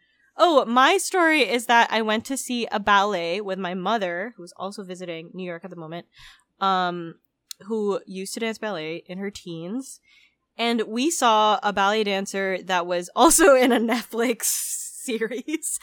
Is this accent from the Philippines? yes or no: yes; Philippines; moved away; I grew up outside the U S. I grew up in the Philippines